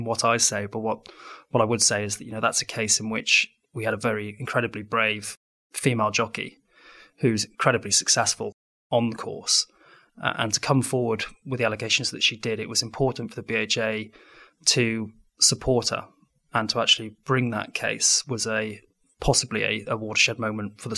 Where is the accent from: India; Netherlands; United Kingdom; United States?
United Kingdom; Wales; being a Welshman